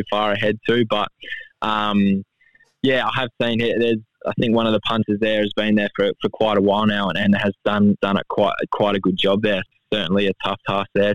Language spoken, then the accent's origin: English; Busselton, Western Australia, Australia; I grew up in Busselton